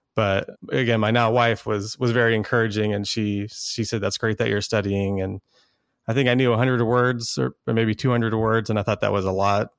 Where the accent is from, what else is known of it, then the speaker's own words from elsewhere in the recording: Texas, United States; also born or lived in Dallas, Texas; I live in Dallas, Texas. I'm originally from Texas. Spent my whole life here